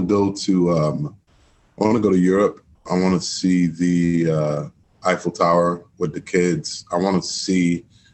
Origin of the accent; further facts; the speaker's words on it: Miami, Florida, United States; moved away; born and raised in Miami, Florida, my mom's from Trinidad and my dad's from Guyana